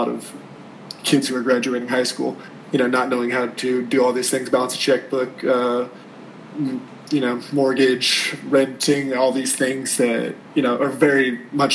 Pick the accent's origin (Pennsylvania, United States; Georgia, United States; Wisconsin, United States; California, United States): Georgia, United States; North; also born or lived in Miami, Florida; I grew up in North Georgia